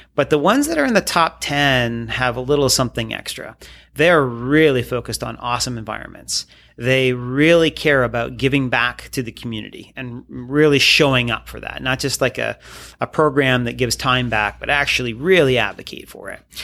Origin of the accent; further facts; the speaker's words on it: Midhurst, Ontario, Canada; also born or lived in Sarnia, Ontario; I grew up in Sarnia, so uh, close to Michigan